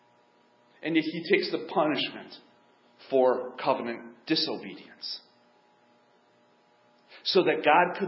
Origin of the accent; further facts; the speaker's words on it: United States; I'm white, I'm American